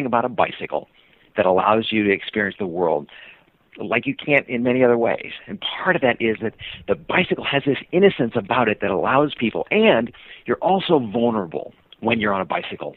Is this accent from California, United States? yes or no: yes; Sacramento, California, United States; moved away as an adult; now in Seattle, United States; I was born in Sacramento, California, moved up to Seattle